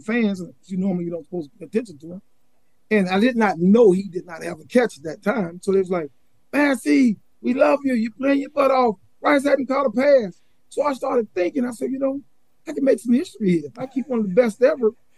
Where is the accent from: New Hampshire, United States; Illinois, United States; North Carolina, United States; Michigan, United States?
North Carolina, United States; Charlotte; also born or lived in Durham, North Carolina; the cities that I grew up in Charlotte, and then in Durham area too